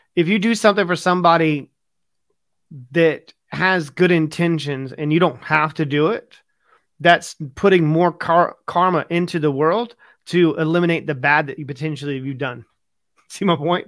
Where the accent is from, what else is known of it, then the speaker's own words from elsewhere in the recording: United States; now in United Kingdom; I'm from America